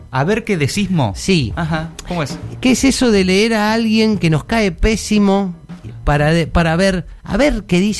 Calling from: Buenos Aires, Argentina; de Caballito.

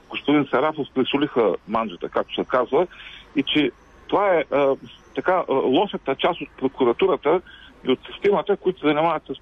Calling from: Ruse, Ruse Province, Bulgaria; от Русе.

